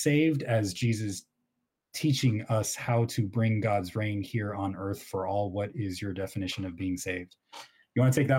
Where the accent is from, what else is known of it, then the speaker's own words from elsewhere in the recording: South Africa; I'm from South Africa. We know racism here.